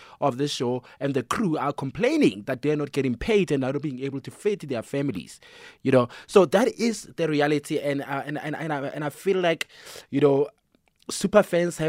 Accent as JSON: {"language": "English", "region": "North West", "country": "South Africa", "tie": "born or raised there", "said": "as a kid growing up in Northwest"}